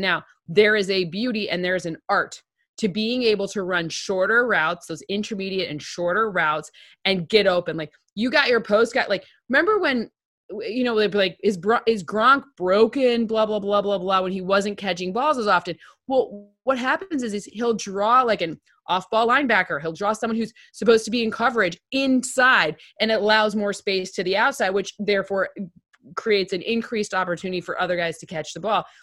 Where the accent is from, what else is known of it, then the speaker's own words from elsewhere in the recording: Okemos, Michigan, United States; I'm from Okemos